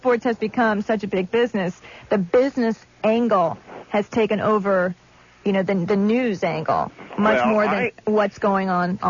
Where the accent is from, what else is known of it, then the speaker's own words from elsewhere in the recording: Cleveland, Ohio, United States; I grew up in Cleveland, and so I'm very familiar with Higbee's and Public Square.